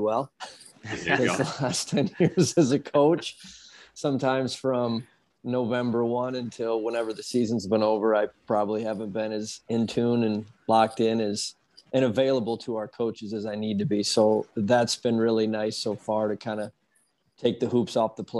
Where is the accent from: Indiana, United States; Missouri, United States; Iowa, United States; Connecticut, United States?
Iowa, United States; Dubuque; I grew up in Dubuque, Dubuque, Iowa, which is about 3 hours east of West Des Moines